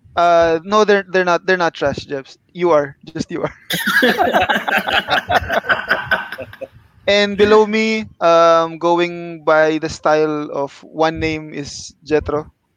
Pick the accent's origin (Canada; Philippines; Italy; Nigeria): Philippines; now in Kuala Lumpur, Malaysia; I'm from the Philippines, uh, but now I'm based in KL